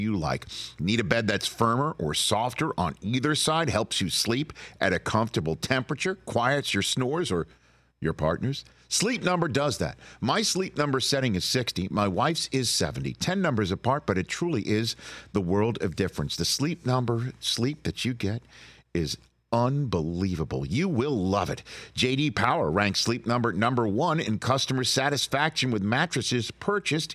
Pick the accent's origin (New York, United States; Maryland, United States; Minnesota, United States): New York, United States; New York City; I grew up in New York City watching Marv on WNBC